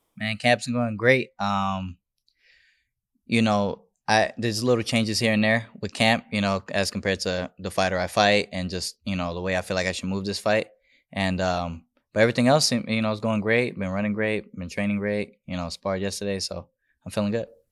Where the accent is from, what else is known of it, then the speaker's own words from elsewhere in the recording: Las Vegas, Nevada, United States; also born or lived in Bronx, New York; born and raised in Vegas, but, um, I went to New York a lot